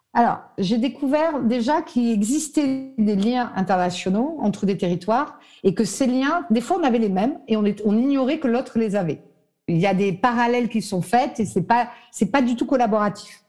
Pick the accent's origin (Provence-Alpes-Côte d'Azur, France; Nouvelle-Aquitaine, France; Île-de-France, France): Provence-Alpes-Côte d'Azur, France; Nice; je suis niçoise à la base